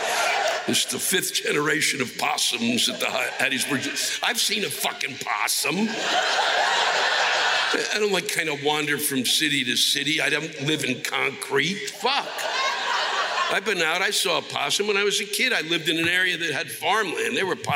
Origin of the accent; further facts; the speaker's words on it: Puerto Rico; And yes, we are American. So check the fucking history books because Puerto Ricans were granted citizenship because we fought in every fucking war since 1917.